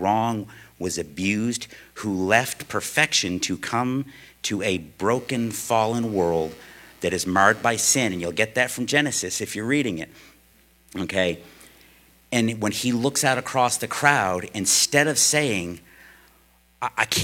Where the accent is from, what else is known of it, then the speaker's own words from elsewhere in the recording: United States; as an American living in America